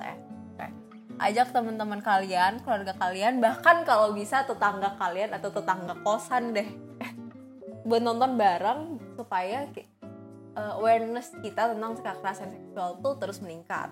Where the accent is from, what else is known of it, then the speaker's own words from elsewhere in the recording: Indonesia; gue sebagai orang Indo